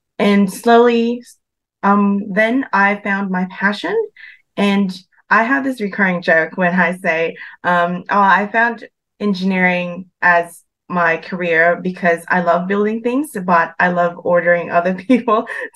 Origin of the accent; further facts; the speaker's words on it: Philippines; English is a second language; moved away as an adult; also born or lived in Western Sydney, Australia; now in Sydney, Australia; So I was born and raised in the Philippines and studied there until year 12, and went to Australia in 2019 to pursue my engineering career